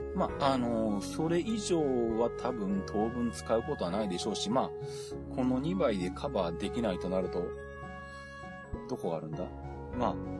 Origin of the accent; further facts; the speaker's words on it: Shizuoka, Japan; 地元の静岡鉄道